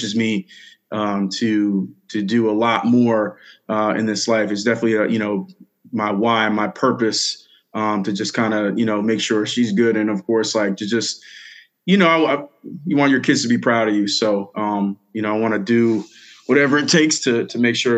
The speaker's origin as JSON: {"language": "English", "town": "Bellport", "region": "New York", "country": "United States", "tie": "born or raised there", "said": "So I'm originally from Long Island, New York, grew up in Bellport, smaller town, eastern South Shore, Long Island"}